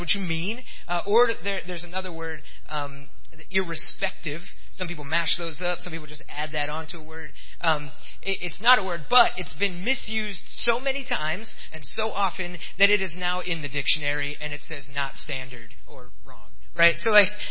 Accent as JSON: {"language": "English", "region": "Pennsylvania", "country": "United States", "tie": "born or raised there", "moved": "yes", "lives_now": "Fort Wayne, United States", "said": "I grew up in Pennsylvania"}